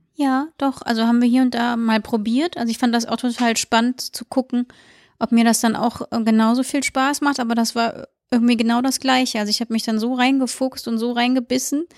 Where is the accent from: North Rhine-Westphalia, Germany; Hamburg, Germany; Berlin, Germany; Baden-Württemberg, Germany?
North Rhine-Westphalia, Germany; Siegburg; moved away as an adult; now in Cologne, Germany; Ich wohne jetzt 13 Jahre, glaube ich, in Köln und komme aus Siegburg.